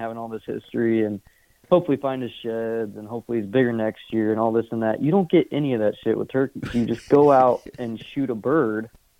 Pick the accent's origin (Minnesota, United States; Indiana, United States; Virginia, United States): Indiana, United States; moved away as an adult; now in Iowa, United States; I'm from Indiana, so sold my house, quit my job, moved to Iowa.